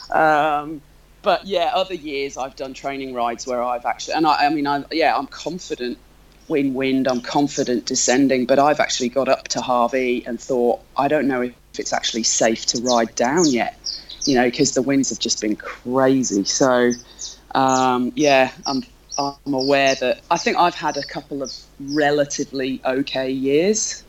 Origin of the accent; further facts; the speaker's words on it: North Wales, United Kingdom; now in Melbourne, Australia; I live in Melbourne. I'm from North Wales in the UK originally